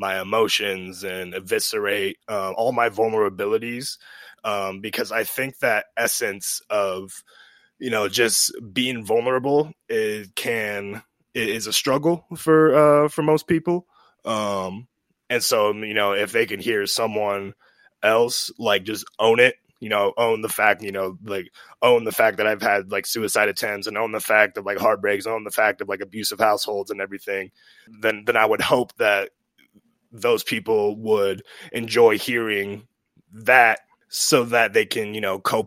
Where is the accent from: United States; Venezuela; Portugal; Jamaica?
United States; Ogden, Utah; now in Salt Lake City, United States; I'm originally from, I grew up in Ogden, but I've since moved to Salt Lake, and now I'm based in Salt Lake